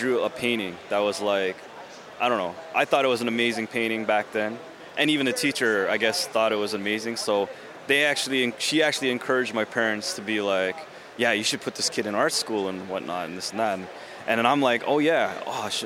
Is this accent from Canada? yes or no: yes; Toronto, Ontario, Canada; I'm from Canada